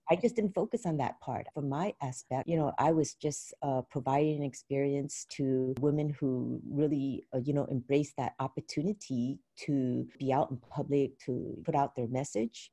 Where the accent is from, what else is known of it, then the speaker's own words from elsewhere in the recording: San Francisco, California, United States; growing up in San Francisco, Chinatown, my life was very sheltered